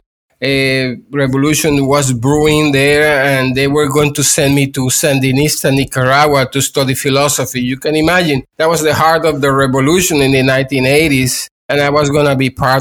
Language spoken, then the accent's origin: English; Puerto Rico; I am from Puerto Rico, and I was born in the 1960s